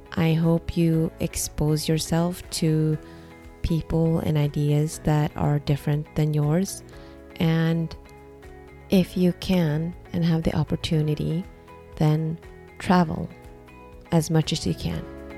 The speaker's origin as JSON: {"language": "English", "country": "Norway", "tie": "born or raised there", "also_born_or_lived": "Singapore", "second_language": "English", "said": "I am ethnically Vietnamese, but born and raised in Norway"}